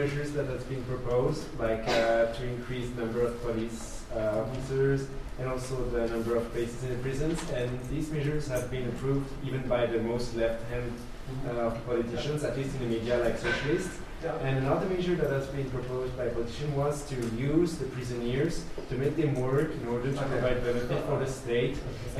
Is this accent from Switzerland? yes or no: yes; Switzerland; I'm from Switzerland